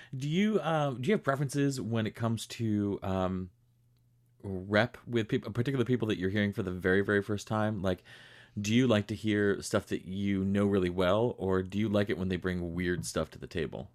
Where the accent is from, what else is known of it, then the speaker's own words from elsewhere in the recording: Rochester, New York, United States; I grew up in Western New York. I grew up in Rochester